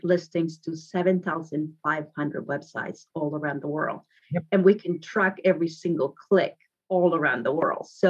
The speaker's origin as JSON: {"language": "English", "town": "Guadalajara", "region": "Jalisco", "country": "Mexico", "tie": "born or raised there", "second_language": "English", "moved": "as an adult", "lives_now": "Redondo Beach, United States", "said": "I grew up in Mexico, original from Guadalajara"}